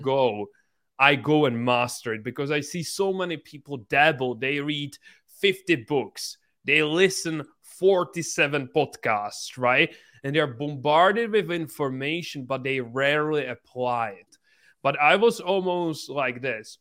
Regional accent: Czechia; English is a second language; I'm from this small country, just ten million people, and I grew up in this small city that has only seventy thousand people

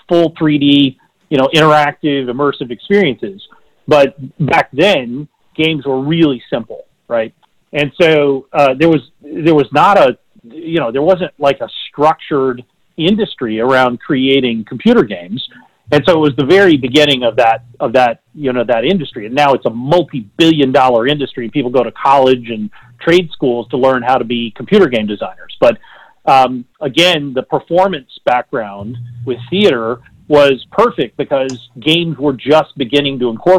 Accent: West Texas, United States; moved away as an adult; also born or lived in California; I grew up in West Texas on a cotton farm

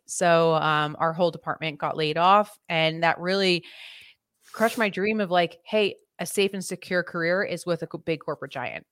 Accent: Philadelphia, Pennsylvania, United States; I'm originally from the Philadelphia area

